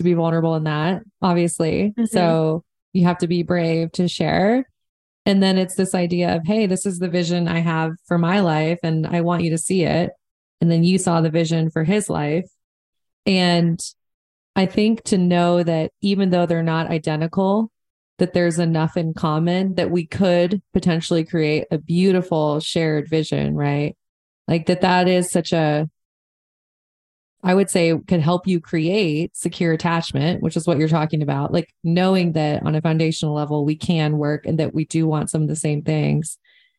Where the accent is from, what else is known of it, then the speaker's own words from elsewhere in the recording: Montana, United States; growing up in Montana.